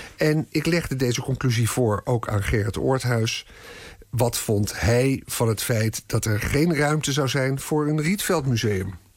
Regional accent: Amsterdam, North Holland, Netherlands; ik ben een echte Amsterdammer

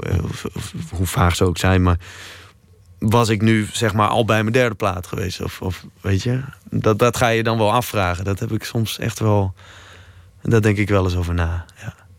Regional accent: Leeuwarden, Friesland, Netherlands; ik kom uit Leeuwarden.

